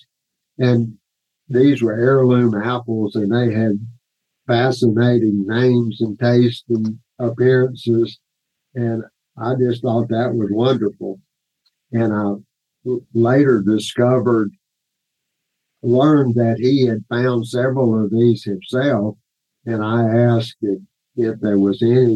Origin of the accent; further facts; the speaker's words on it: Statesville, North Carolina, United States; also born or lived in Winston-Salem, North Carolina; I grew up in the Piedmont area of North Carolina, Statesville, NC, near Statesville, NC